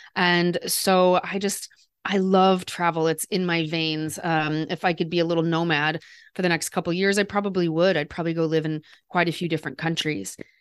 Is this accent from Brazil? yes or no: no; Des Moines, Iowa, United States; moved away; also born or lived in Paris; I grew up in Des Moines, Iowa, and so I grew up surrounded by people who didn't really travel a lot